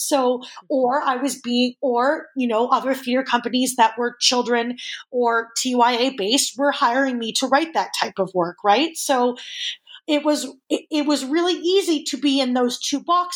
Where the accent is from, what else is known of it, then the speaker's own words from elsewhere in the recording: Edmonton, Alberta, Canada; a theater kid growing up in Edmonton